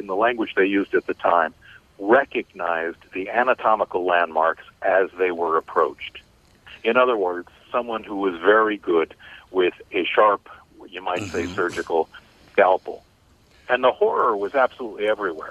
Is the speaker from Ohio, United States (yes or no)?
yes; Cleveland, Ohio, United States; Cleveland, Ohio, my hometown